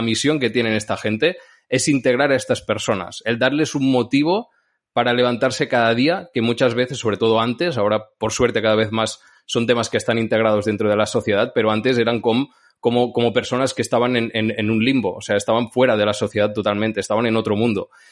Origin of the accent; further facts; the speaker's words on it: Santa Pau, Catalonia, Spain; de Santa Pau, de mi pueblo